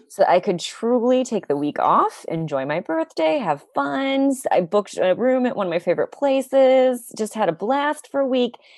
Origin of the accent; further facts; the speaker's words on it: United States; moved away; also born or lived in New York City; an American living in New York City